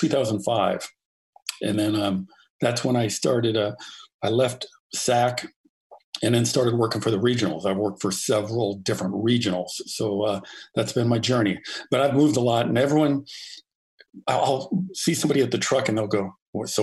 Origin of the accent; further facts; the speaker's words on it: Los Angeles, California, United States; moved away as an adult; also born or lived in San Diego / Seattle; I grew up in the San Fernando Valley. It's a suburb of L.A.